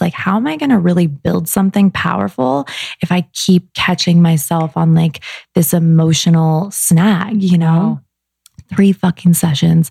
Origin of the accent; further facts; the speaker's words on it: Arizona, United States; moved away as an adult; now in Los Angeles, United States; I was from Arizona